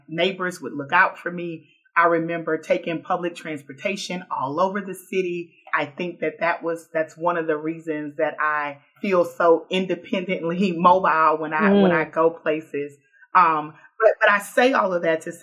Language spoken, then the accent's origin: English; Houston, Texas, United States; now in Baton Rouge, United States; I grew up in the oldest Black neighborhood in Houston, Texas